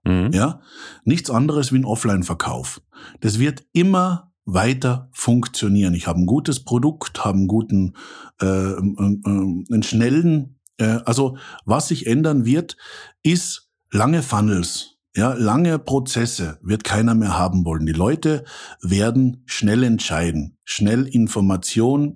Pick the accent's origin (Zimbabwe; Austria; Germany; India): Austria; accent: Austrian; also born or lived in Central Switzerland; now in Switzerland; Ich bin Österreicher